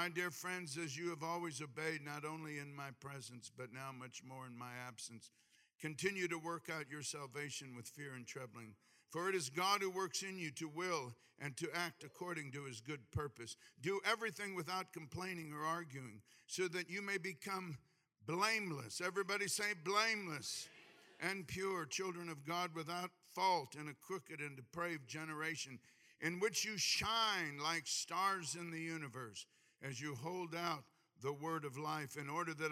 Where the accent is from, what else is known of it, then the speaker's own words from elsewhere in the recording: Hawaii, United States; I'm from Hawaii